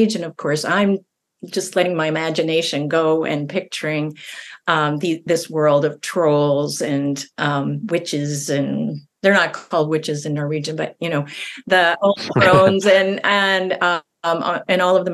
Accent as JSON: {"language": "English", "region": "central Minnesota", "country": "United States", "tie": "born or raised there", "also_born_or_lived": "Duluth, Minnesota", "said": "I grew up in a smaller town in Minnesota, central Minnesota"}